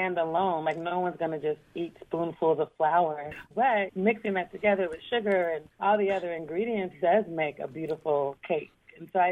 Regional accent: Portland, Oregon, United States; moved away; my hometown

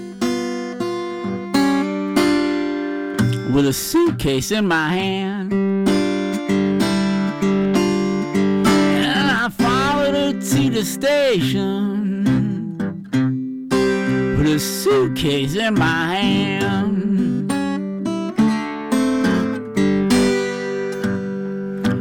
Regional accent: Rochester, New York, United States; moved away; also born or lived in Mississippi; I grew up in Rochester, New York.

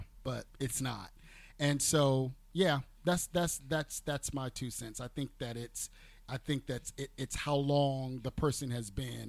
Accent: the South, United States; We're from the South.

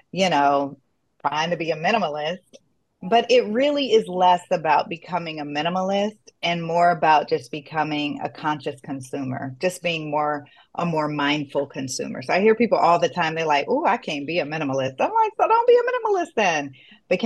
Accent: South Florida, United States; We grew up together in South Florida, and we are first gen

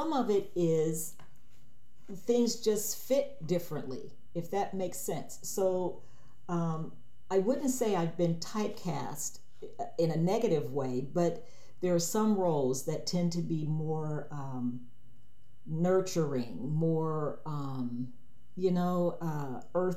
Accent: Cleveland, Ohio, United States; moved away; I grew up in inner city Cleveland, Ohio

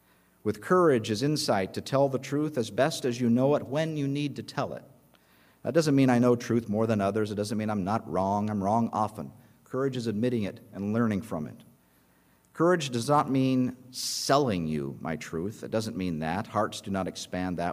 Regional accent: United States; And I told him, "America."

